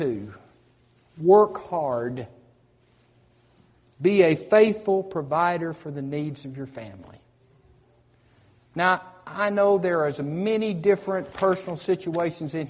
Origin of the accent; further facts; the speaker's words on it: United States; I grew up on the Tennessee River